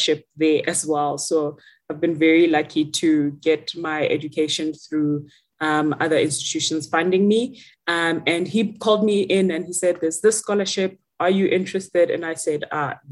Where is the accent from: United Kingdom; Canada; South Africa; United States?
South Africa; Rustenburg, North West; I am from a small town called Rustenburg in the Northwest, and that is where I grew up